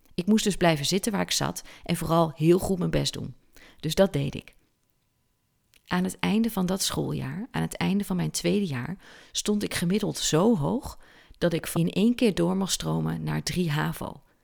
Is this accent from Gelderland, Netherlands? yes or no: yes; Aalten, Gelderland, Netherlands; Ik zat als kind op de christelijke basisschool in Parlo. Barlo is een buurtschap van de gemeente Aalten. En ik kom uit Aalten.